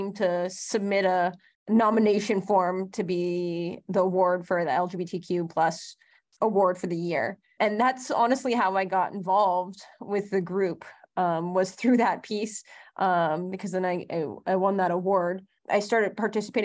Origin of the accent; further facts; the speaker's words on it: San Francisco, California, United States; also born or lived in Bakersfield; I grew up in San Francisco, which is an oddity for most people to grow up